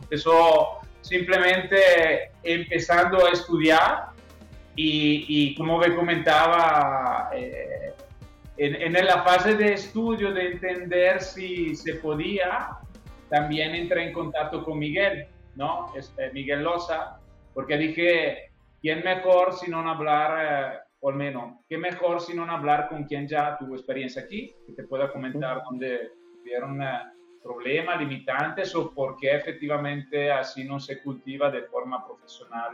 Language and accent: Spanish; Italy; accent: Italian; Spanish is a second language; moved away as an adult; also born or lived in Spain / Chihuahua, Mexico; now in Guadalajara, Mexico; yo soy italiano del acento